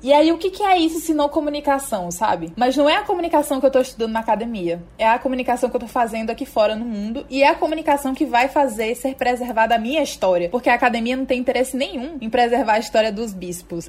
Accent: Teresina, Piauí, Brazil; nascida e criada em Teresina, Piauí

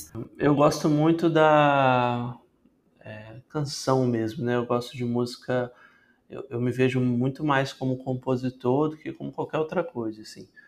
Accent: Vitória, Espírito Santo, Brazil; E eu sou de Vitória, no Espírito Santo, tenho 27 anos

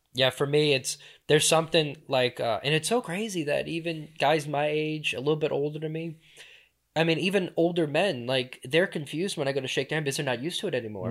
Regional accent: Louisiana, United States; moved away as an adult; also born or lived in New Orleans / Jefferson Parish / Slidell; born and raised in Louisiana, deep, deep south Louisiana

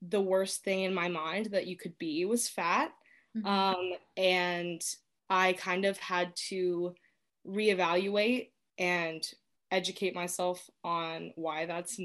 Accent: Dayton, Ohio, United States; I'm from Dayton. I've lived here most of my life

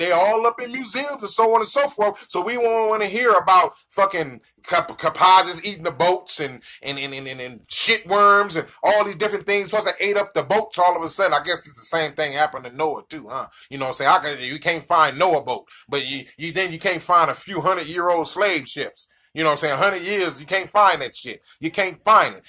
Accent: United States; I'm African American.

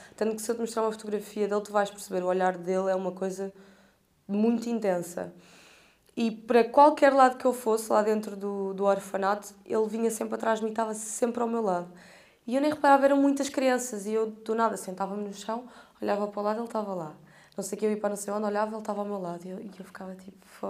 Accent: Portugal; eu sou portuguesa e eu sou daqui, nasci aqui

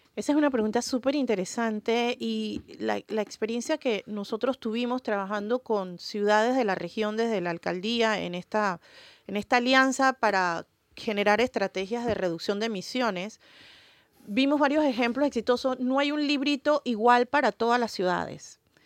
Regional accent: Panama; somos panameños, panameñas, sintámonos orgullosos de eso

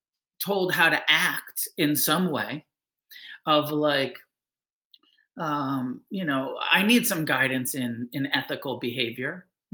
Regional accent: New Mexico, United States; You know, I grew up in New Mexico, so I was close to the Bhajan headquarters.

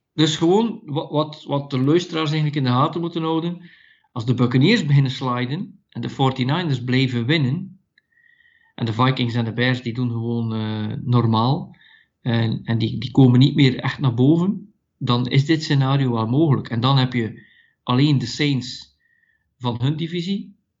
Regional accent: Belgium; ik ben van België en ik coach daar.

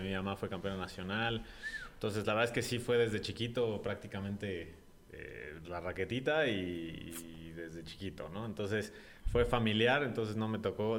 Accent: Santiago de Querétaro, Querétaro, Mexico; also born or lived in Mexico City; yo nací en el DF, eh, pero a los ocho meses prácticamente se vinieron mis papás

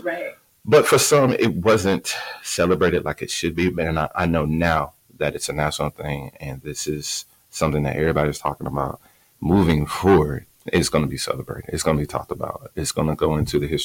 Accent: Houston, Texas, United States; also born or lived in Dallas, Texas; I'm originally from Houston, Texas. I have lived in Dallas.

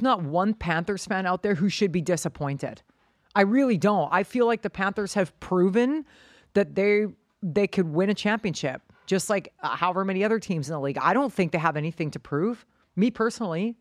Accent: Canada; moved away as an adult; also born or lived in United States / Hong Kong; Canadians stick together, that's just what we do.

